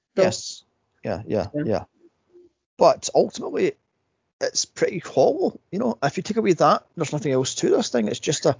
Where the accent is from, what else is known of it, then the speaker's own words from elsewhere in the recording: United States; now in United Kingdom; I'm an American